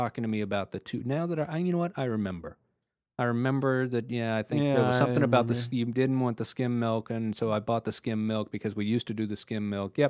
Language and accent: English; Texas, United States; I grew up in Texas.